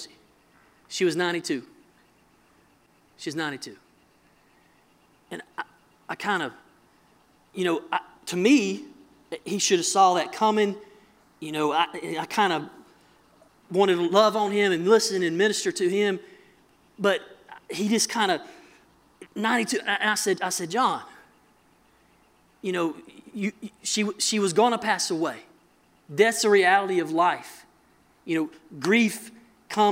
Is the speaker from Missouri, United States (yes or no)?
no; mountains of North Carolina, United States; I'm from North Carolina, mountains of North Carolina